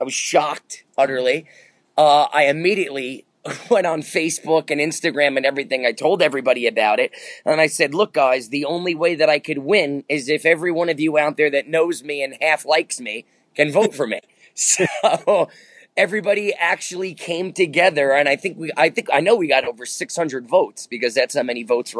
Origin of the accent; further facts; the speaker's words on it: Manhattan, New York, United States; born there; also born or lived in New Jersey / Yonkers; I was born in Manhattan in the Bronx. I lived there for a little bit. Then we moved over to Jersey. Then we moved back to Yonkers. So I can say I was in the tri-state area most of my adult life.